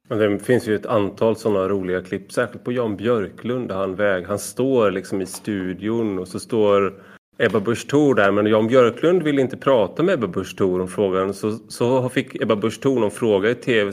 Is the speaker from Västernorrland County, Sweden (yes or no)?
no; Gothenburg, Västra Götaland, Sweden; som en del hör så kommer jag från Göteborg